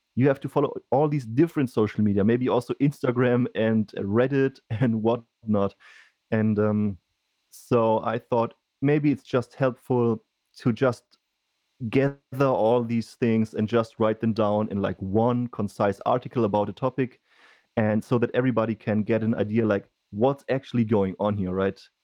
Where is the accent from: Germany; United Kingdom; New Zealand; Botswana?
Germany; I come from Germany